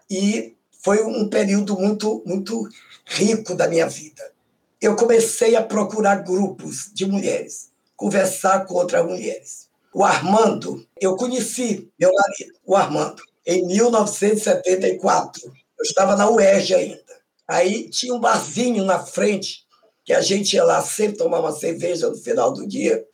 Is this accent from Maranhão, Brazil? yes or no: yes; São Luís, Maranhão, Brazil; moved away as an adult; also born or lived in Bacabal, Maranhão; now in Rio de Janeiro, Brazil; Então eu nasci em Bacabal, fui criada lá até três, quatro anos, fui para São Luís